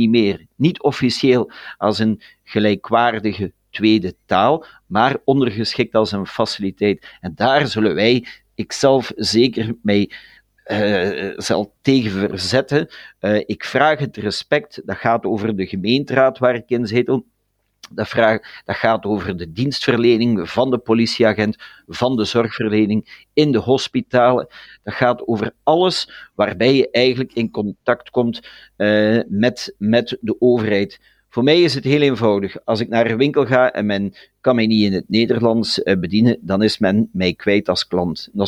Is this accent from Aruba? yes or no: no; Flanders, Belgium; Daar moeten we als Vlaming blijven tegen ingaan, op onze, op ons recht te staan.